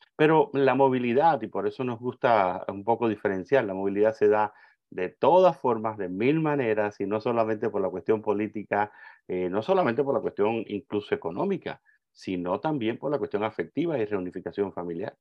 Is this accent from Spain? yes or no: no; Cuba; moved away; yo recuerdo cuando pequeño viviendo en Cuba, yo soy cubano, nací en Cuba socialista